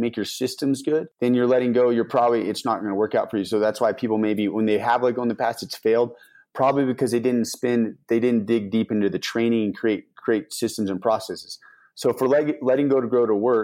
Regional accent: Denver, Colorado, United States; I'm from Denver.

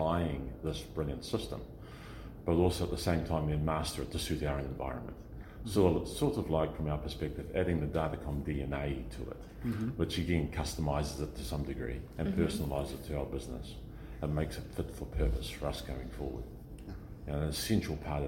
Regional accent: New Zealand; I come from New Zealand.

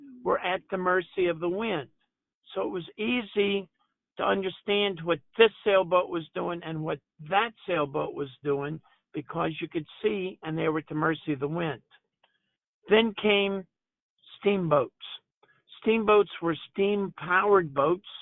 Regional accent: New Orleans, Louisiana, United States; I grew up in New Orleans

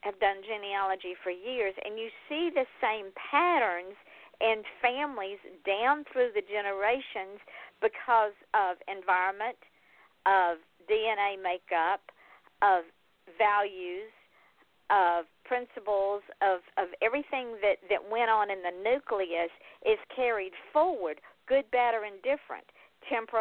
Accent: Georgia, United States; I'm from Georgia

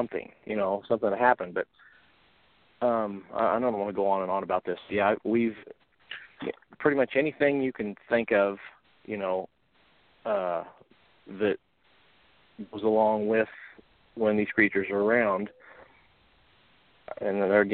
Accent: Central Illinois, United States; I'm from Central Illinois

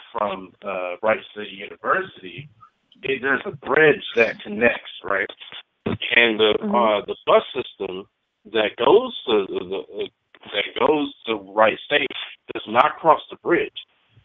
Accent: Ohio, United States; I'm from Ohio

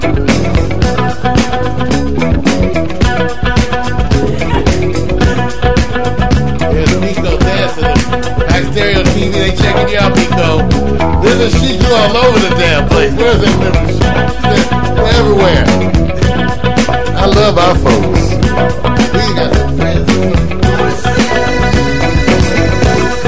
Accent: California, United States; I'm from California

